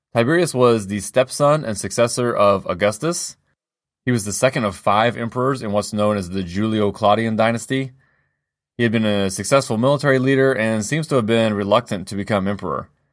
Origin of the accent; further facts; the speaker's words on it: United States; as an American